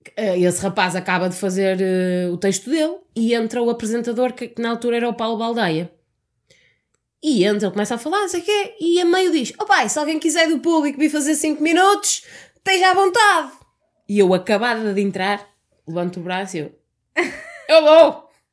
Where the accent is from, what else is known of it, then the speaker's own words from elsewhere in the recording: Porto, Norte, Portugal; Eu sou mesmo, sou mesmo do Porto.